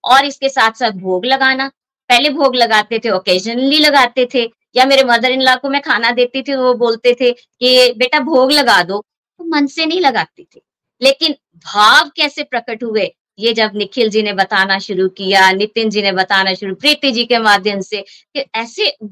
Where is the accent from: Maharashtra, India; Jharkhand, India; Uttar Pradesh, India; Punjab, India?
Punjab, India; Hoshiarpur; moved away as an adult; now in Pathankot, India; पठानकोट से बेसिकली मैं होशियारपुर से हूँ 93 में मेरी शादी पठानकोट में हुई